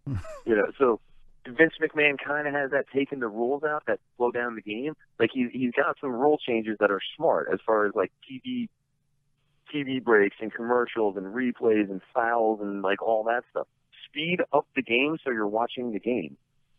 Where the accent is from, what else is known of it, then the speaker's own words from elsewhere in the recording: Sparta, New Jersey, United States; I am from Sparta, New Jersey, okay? This is Sparta.